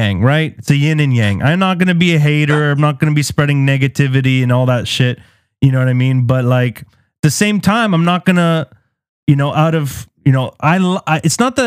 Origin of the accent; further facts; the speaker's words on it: Beirut, Beirut Governorate, Lebanon; me coming from Beirut